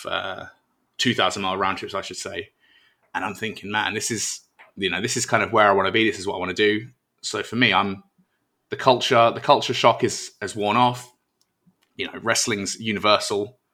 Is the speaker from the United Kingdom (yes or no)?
yes; United Kingdom; moved away as an adult; now in United States; I'm British